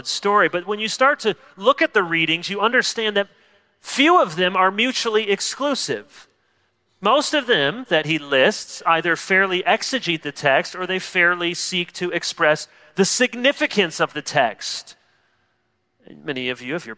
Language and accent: English; Chicago, Illinois, United States; I was born in Chicago, so I've always been a Chicago White Sox fan.